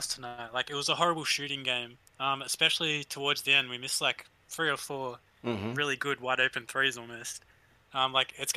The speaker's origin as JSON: {"language": "English", "country": "Australia", "accent": "Australian", "said": "you can probably hear the accent"}